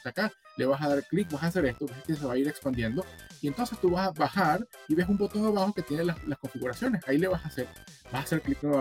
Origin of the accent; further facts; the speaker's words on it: Barquisimeto, Lara, Venezuela; also born or lived in Caracas; soy de Barquisimeto, pero viví 10 años en, Caracas y viví por fuera y te va cambiando